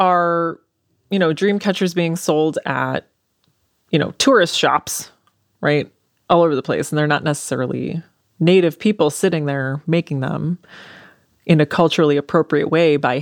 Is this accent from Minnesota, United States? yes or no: yes; Anoka, Minnesota, United States; I grew up in Anoka